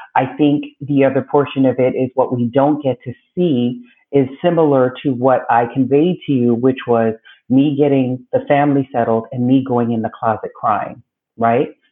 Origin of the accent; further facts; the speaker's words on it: Belize; now in United States; I was born in Belize, Central America. Um, grew up there until coming to the States with my mother